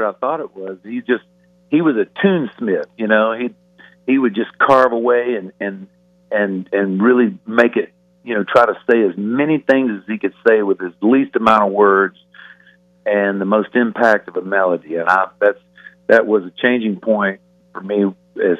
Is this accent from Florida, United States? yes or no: yes; the Panhandle of Florida, United States; I grew up in the Panhandle of Florida